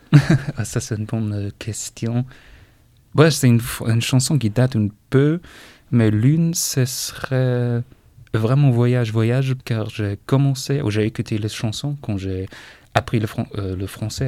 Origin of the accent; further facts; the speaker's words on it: Eutin, Schleswig-Holstein, Germany; French is a second language; moved away as an adult; also born or lived in Osnabrück; now in Châteaulin, France; Moi je viens d'Allemagne du nord d'une petite ville qui s'appelle Leutin et cette ville se trouve euh, euh, presque auprès de la mer Baltique. C'est dans la région de Schleswig-Holstein